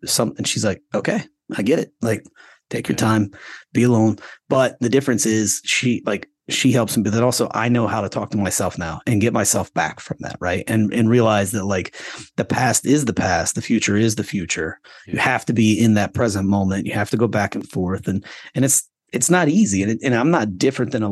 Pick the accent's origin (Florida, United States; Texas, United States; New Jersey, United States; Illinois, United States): Florida, United States; moved away; I grew up in Florida. I got kicked out of public school in Florida